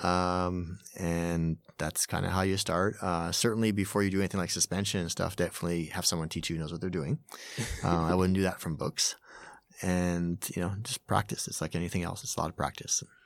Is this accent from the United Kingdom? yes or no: no; Montreal, Quebec, Canada; moved away as an adult; now in Tokyo, Japan; I'm originally from Montreal, uh, arrived in Japan in the nineties